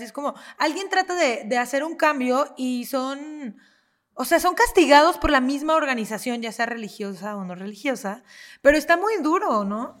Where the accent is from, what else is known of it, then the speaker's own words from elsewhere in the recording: Mexico; como mexicanos